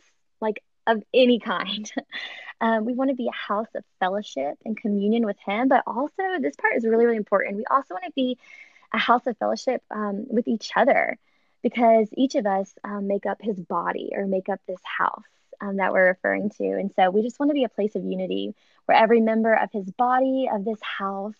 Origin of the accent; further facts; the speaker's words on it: Atlanta, Georgia, United States; now in Arlington, United States; I am from Atlanta, Georgia, and currently living right outside DC in Arlington, Virginia